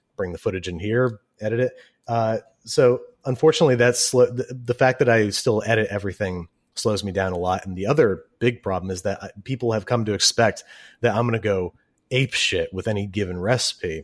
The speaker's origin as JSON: {"language": "English", "town": "Rochester", "region": "New York", "country": "United States", "said": "I'm from Rochester, New York."}